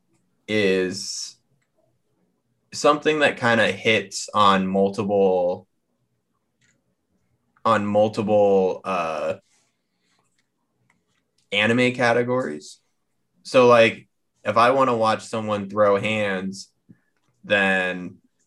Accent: United States; I'm American

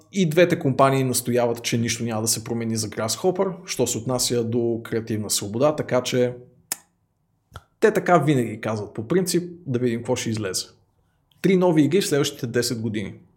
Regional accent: Bulgaria; Аз съм истински българин

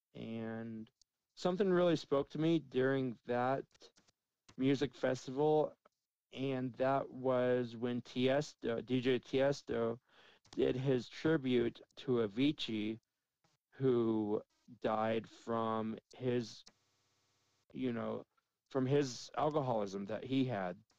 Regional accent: Dallas, Texas, United States; moved away as an adult; also born or lived in Las Vegas, Nevada; now in Cheyenne, United States; I grew up in Dallas, then I lived in Vegas, two very large cities

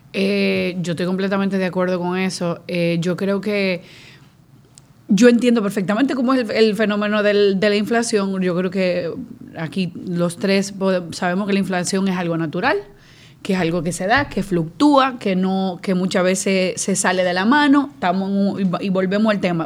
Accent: Dominican Republic; yo como dominicana

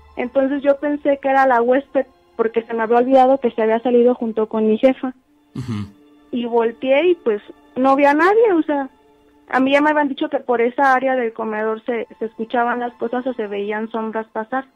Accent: San Miguel de Allende, Guanajuato, Mexico; Yo soy de San Miguel de Allende

